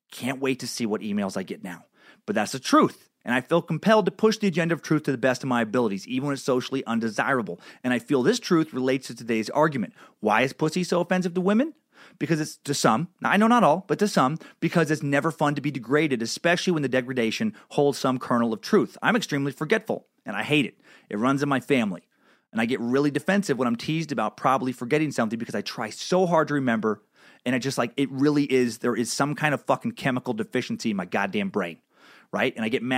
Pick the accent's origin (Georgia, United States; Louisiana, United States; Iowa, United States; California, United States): Louisiana, United States; I grew up in Southwest Louisiana in the mid-80s to early 2000s, and the culture there was still passive-aggressively racist.